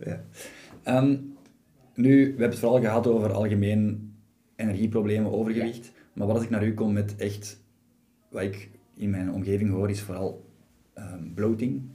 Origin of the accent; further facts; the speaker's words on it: Belgium; ik ben Belg